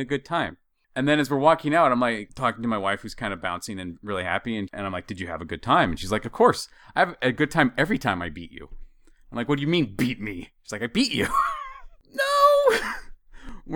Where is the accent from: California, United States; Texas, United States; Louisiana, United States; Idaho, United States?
Idaho, United States; as a dumb hick growing up in Idaho